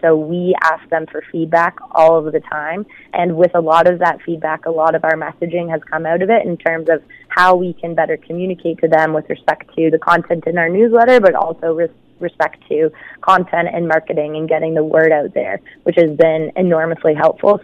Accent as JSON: {"language": "English", "town": "Hamilton", "region": "Ontario", "country": "Canada", "tie": "born or raised there", "said": "I grew up in Flamborough. So I went to school at Waterdown High."}